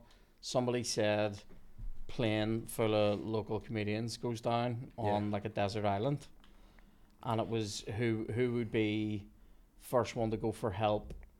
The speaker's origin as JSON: {"language": "English", "town": "Belfast", "region": "Northern Ireland", "country": "United Kingdom", "tie": "born or raised there", "lives_now": "Lisburn, United Kingdom", "said": "I think Lisburn is slowly becoming like a haven for people like me from West Belfast."}